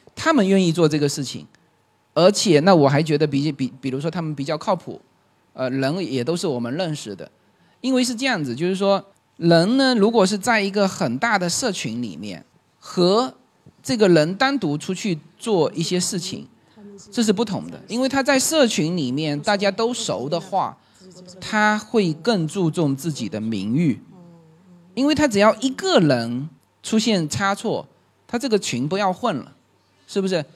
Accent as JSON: {"language": "Chinese", "town": "Fuzhou", "region": "Fujian", "country": "China", "moved": "yes", "said": "我是福州人"}